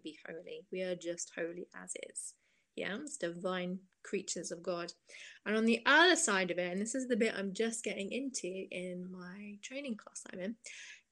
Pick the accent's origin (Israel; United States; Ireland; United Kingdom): United Kingdom; Cambridge, East of England; I'm from Cambridge in England, which is a university town